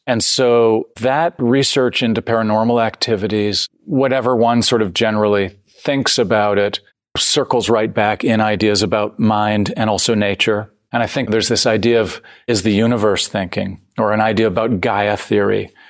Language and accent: English; Canada; also born or lived in San Francisco, United States; I'm, I'm born in San Francisco. I grew up in Canada, so I have both sides